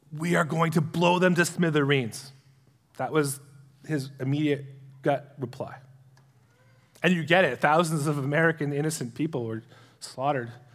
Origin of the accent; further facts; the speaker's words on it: Canada; as a Canadian citizen